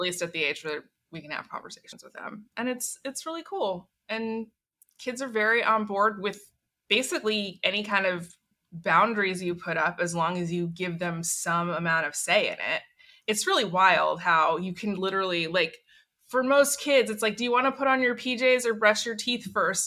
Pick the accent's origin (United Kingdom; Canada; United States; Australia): United States; Portland, Oregon; I was born and raised in Portland, Oregon